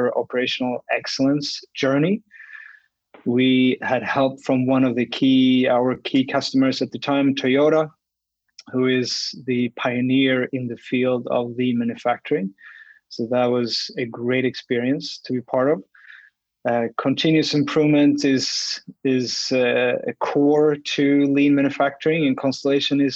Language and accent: English; Sweden; moved away as an adult; also born or lived in Australia / Oakville, Ontario; now in Canada; I grew up in Sweden